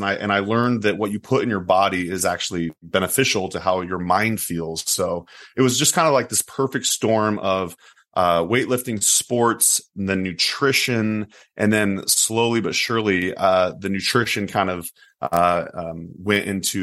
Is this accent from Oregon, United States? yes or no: yes; Oregon, United States; I grew up in Oregon